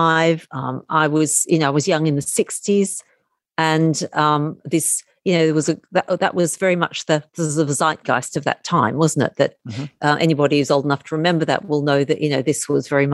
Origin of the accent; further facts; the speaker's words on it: Melbourne, Victoria, Australia; accent: Australian; moved away as an adult; as you can probably hear from my accent, I'm Australian. And I spent the first 28 years of my life living in Melbourne.